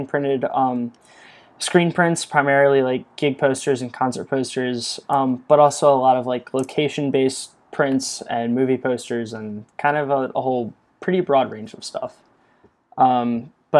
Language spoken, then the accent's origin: English; Eastern Shore of Maryland, United States; moved away; also born or lived in Baltimore area; I'm actually from the Eastern Shore of Maryland, which, if you're familiar with the area, it's very rural